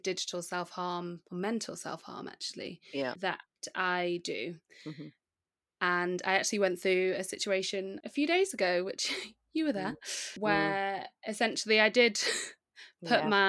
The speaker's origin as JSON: {"language": "English", "country": "Nigeria", "said": "I am a Nigerian"}